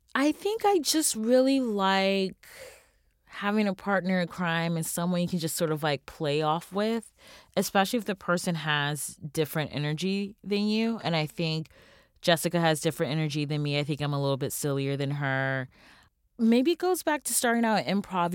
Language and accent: English; United States